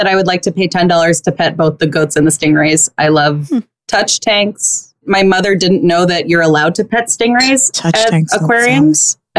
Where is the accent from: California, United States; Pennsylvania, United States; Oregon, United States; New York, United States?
New York, United States; Long Island; moved away as an adult; now in Burbank, United States; I'm from Long Island.